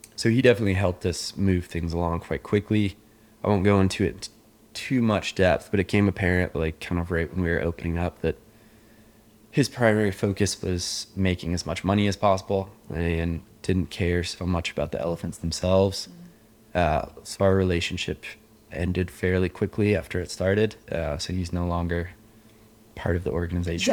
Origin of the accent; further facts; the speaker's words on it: Indian Hills, Colorado, United States; moved away as an adult; now in Laos; I grew up in Indian Hills, Colorado